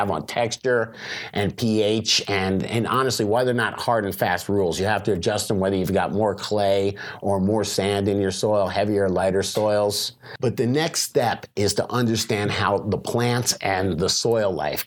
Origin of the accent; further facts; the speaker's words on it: Florida, United States; I'm from Florida